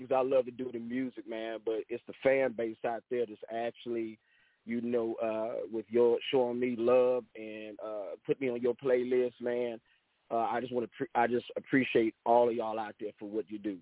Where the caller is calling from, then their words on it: Angleton, Texas, United States; I'm calling here on, uh, from the third coast, uh, here in uh, Angleton, Texas